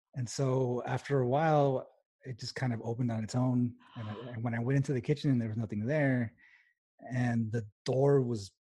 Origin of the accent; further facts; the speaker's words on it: El Paso, Texas, United States; I'm originally from El Paso, Texas